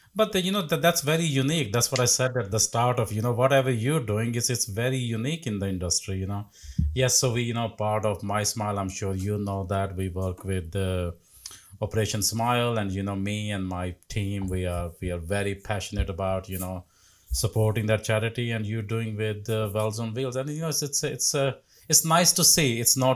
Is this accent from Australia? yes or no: no; India; moved away as an adult; 20 years ago, when I came from India, when I worked as a dental nurse, worked in a factory, I had absolutely nothing.